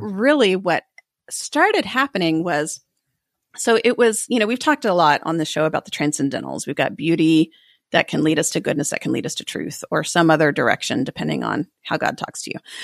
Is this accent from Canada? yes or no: no; United States; as a Protestant and as an American